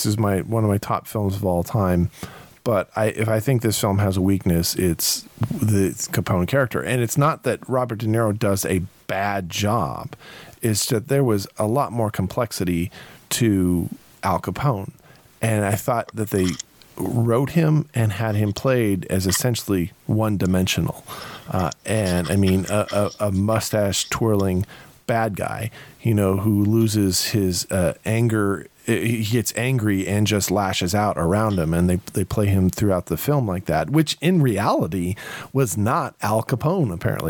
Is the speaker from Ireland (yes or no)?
yes; Ireland; The fact that I call him Irish, and I'm Irish.